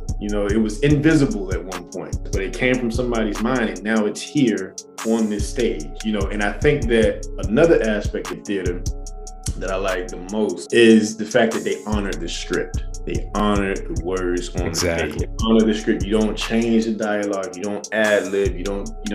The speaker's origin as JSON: {"language": "English", "town": "Miami", "region": "Florida", "country": "United States", "tie": "born or raised there", "moved": "as an adult", "lives_now": "Atlanta, United States", "said": "I was born and raised in Miami, Florida"}